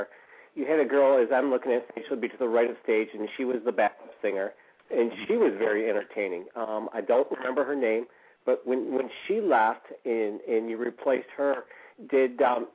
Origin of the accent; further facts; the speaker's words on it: Grand Haven, Michigan, United States; I'm from Grand Haven, right next to Grand Rapids.